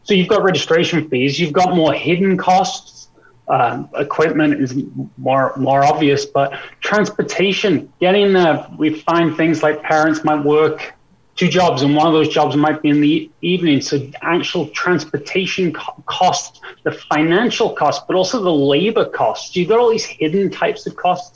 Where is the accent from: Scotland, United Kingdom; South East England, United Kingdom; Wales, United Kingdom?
Wales, United Kingdom; now in Canada; I grew up in Wales